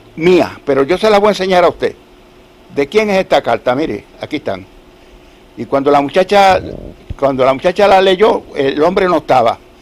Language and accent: Spanish; Adjuntas, Puerto Rico; also born or lived in Utuado; adjuntas eh, es mi pueblo porque yo nací en Pellea y me registraron acá en Utuado en el 1928